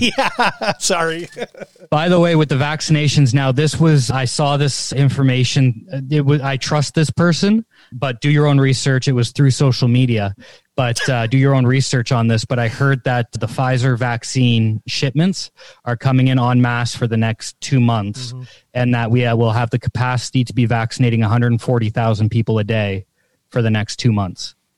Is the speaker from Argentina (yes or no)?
no; Canada; this is where my Canadianism comes out